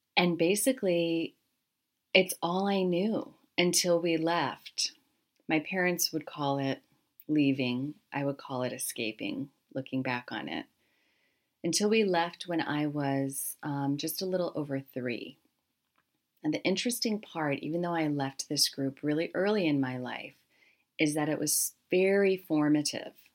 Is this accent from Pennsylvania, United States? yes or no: yes; Harrisburg, Pennsylvania, United States; I grew up largely in South Central Pennsylvania, the Harrisburg, Hershey area.